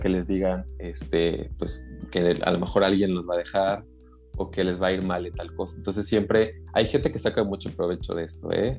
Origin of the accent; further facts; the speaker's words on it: Mexico; now in Netherlands; aunque me separé de México, porque yo nací en México